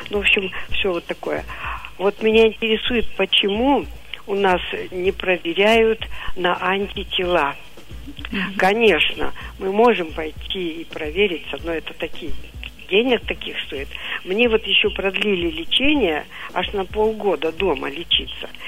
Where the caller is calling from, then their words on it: Divnogorsk, Krasnoyarsk Krai, Russia; Вот я из Дивногорска.